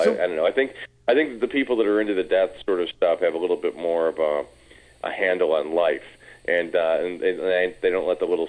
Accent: Detroit, Michigan, United States; moved away; when I was growing up in Detroit, and there wasn't a lot going on in Detroit when I lived there

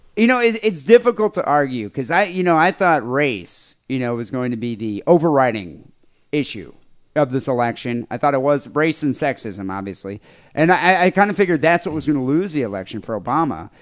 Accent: Michigan, United States; where I grew up in Michigan

